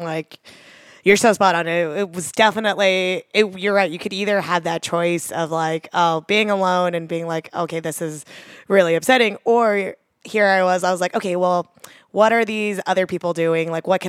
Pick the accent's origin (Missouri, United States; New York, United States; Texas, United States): Texas, United States; Katy; So I grew up just outside of Houston in the kind of suburbs of Katy, Texas.